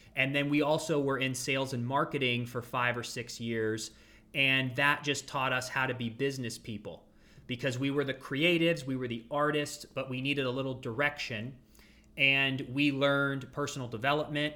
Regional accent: Ashtabula, Ohio, United States; moved away as an adult; also born or lived in Los Angeles, California; I grew up in Ashtabula, Ohio. So that's the northeastern part of Ohio

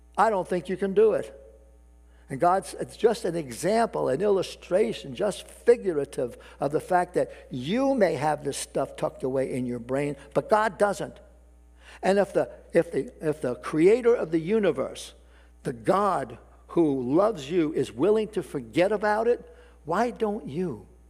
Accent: New York City, New York, United States; New York City, in particular my hometown

